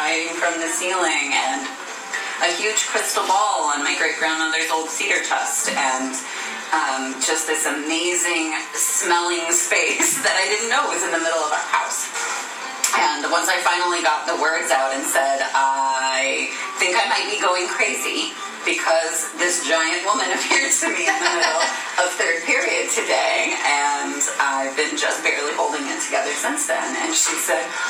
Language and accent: English; St. Louis, Missouri, United States; I grew up in St. Louis, in the suburbs of St. Louis, Missouri.